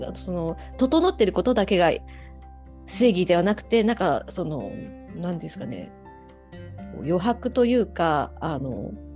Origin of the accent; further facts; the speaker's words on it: Fujisawa, Kanagawa, Japan; also born or lived in Yokohama; 神奈川県藤沢市です。藤沢出身